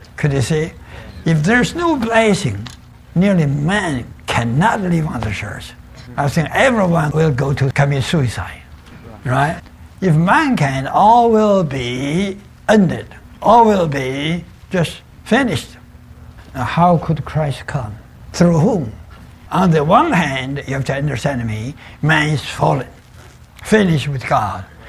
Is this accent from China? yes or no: yes; China; I was born in China